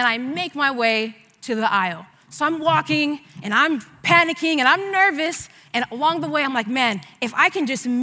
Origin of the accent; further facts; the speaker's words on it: San Diego, California, United States; I was born and raised here in San Diego